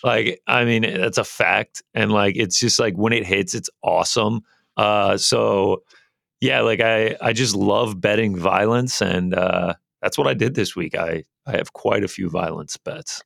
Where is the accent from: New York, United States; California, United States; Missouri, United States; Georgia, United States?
Georgia, United States; Alpharetta; Alpharetta, which, uh, the old three zero zero zero four, uh, is actually where I am born and raised